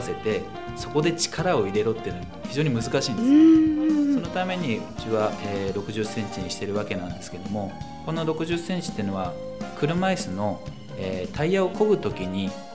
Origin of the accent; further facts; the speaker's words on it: Utsunomiya, Tochigi, Japan; also born or lived in Tokyo; 地元が大好きであったり、えー、まあ、この宇都宮という町